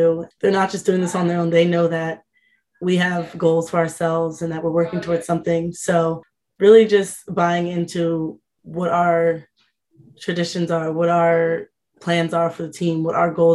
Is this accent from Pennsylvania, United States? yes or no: no; New Jersey, United States; to be home and being able to have all family come